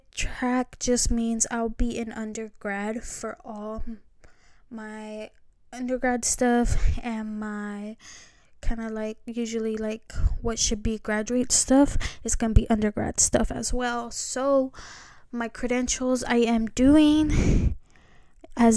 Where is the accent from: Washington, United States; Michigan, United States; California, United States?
California, United States; I am from California